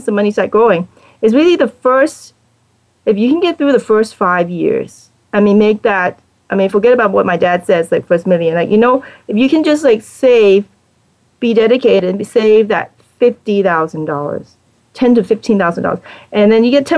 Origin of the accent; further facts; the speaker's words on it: Hong Kong; now in United States; I'm originally from Hong Kong